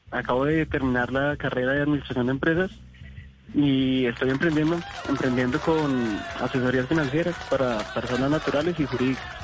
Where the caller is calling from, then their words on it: Acacías, Meta, Colombia; Desde Acacias Meta.